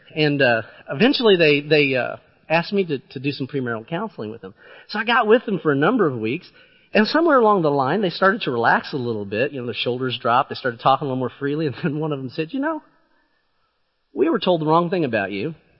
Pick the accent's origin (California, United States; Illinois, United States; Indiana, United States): Illinois, United States; southeastern; I grew up in southern east, southeastern Illinois